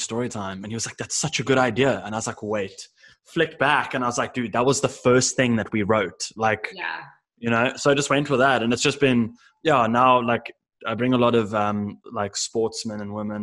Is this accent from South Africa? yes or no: yes; South Africa; also born or lived in Cape Town; I'm originally from South Africa